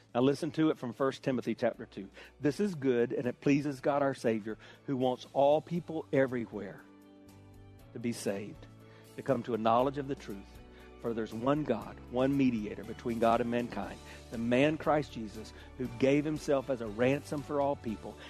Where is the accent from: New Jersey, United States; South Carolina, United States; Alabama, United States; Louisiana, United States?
South Carolina, United States; Hartsville; I grew up in South Carolina, the buckle of the Bible Belt